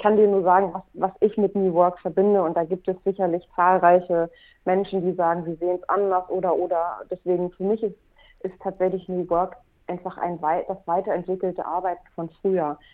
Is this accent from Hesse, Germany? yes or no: no; Hamburg, Germany; also born or lived in Mexico; Ich bin eine Hamburgerin, die seit vielen Jahren mit dem Herzen auch in Hamburg lebt